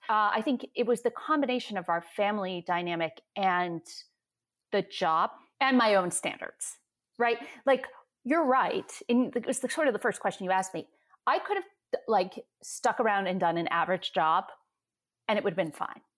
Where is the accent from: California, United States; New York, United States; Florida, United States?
New York, United States; I'm from New York